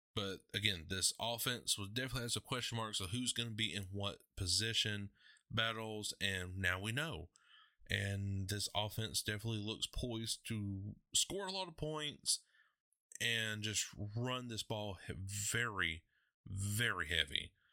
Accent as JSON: {"language": "English", "town": "Athens", "region": "Georgia", "country": "United States", "tie": "born or raised there", "said": "my hometown, Athens"}